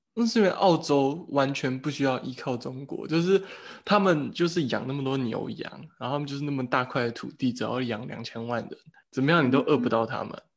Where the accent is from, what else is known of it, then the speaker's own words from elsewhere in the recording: Taiwan; also born or lived in Germany; 我觉得台湾人，我们可以做的一个策略，就是我们必须让德国人发现这件事情